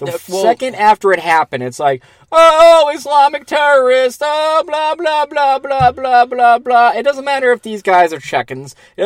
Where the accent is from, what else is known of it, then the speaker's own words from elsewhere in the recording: Boston, Massachusetts, United States; moved away; Your hometown. My hometown as well. I spent 20 years of my life there.